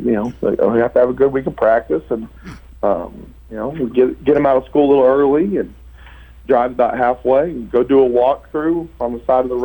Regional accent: Oklahoma, United States; moved away; also born or lived in Florida; I'm originally from Oklahoma

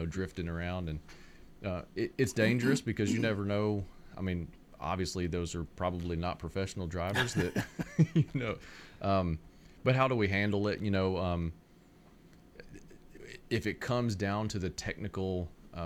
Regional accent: Jackson, Mississippi, United States; moved away as an adult; now in Middle Tennessee, United States; I grew up in Mississippi

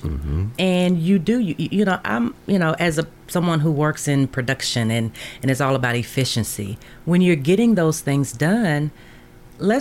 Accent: Denver, Colorado, United States; also born or lived in Memphis, Tennessee; now in Murfreesboro, United States; I was born and raised in Denver, but I lived in Memphis for a while

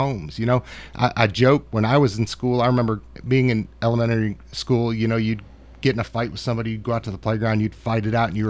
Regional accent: Rochester-Syracuse area, on Lake Ontario, Western New York, United States; now in Murfreesboro, United States; actually grew up right on Lake Ontario. Beautiful country up there. But I tell everybody all the time, I'm from the country part of New York. You know, we had one stoplight in my town. There's two now.

